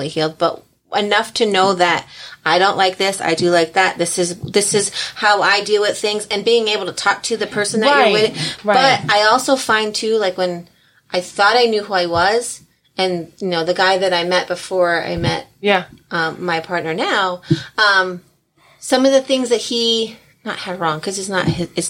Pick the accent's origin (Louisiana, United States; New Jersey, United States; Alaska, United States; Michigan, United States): New Jersey, United States; I am from Jersey, and I have a little bit of a sass